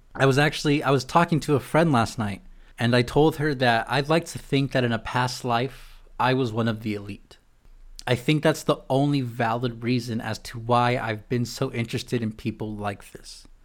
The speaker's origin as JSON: {"language": "English", "town": "San Diego", "region": "California", "country": "United States", "moved": "as an adult", "lives_now": "Chicago, United States", "said": "being from San Diego"}